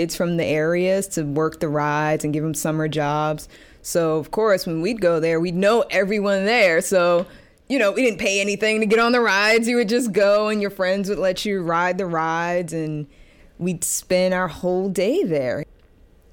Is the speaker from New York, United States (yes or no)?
yes; New York City, New York, United States; I grew up in Gravesend Housing Projects